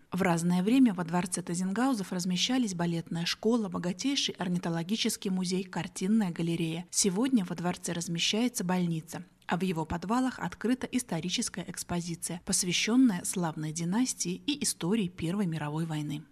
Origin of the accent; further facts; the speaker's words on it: Postavy, Vitebsk Region, Belarus; это моя малая родина. Я здесь родилась, соответственно, живу с самого рождения